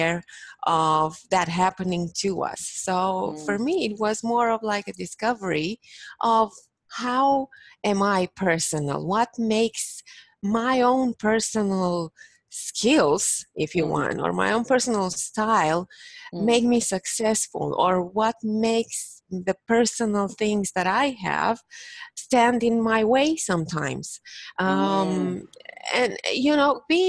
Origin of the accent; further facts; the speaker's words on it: Bucharest, Romania; moved away as an adult; now in Toronto, Canada; I'm originally from Bucharest, Romania. Bucharest being the capital. So, yeah, and I came to Canada this year in March.